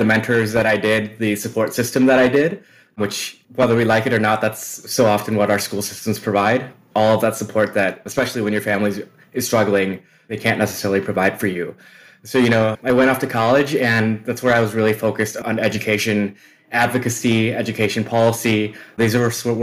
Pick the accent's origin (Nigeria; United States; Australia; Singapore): United States; Milwaukee, Wisconsin; I was born and raised in Wisconsin in the city of Milwaukee